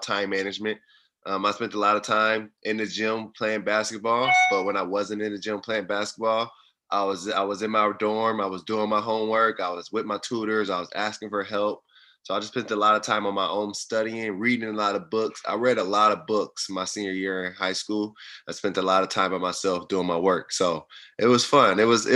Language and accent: English; Fort Wayne, Indiana, United States; I'm from Fort Wayne, Indiana. I grew up on the south side of town in the inner city area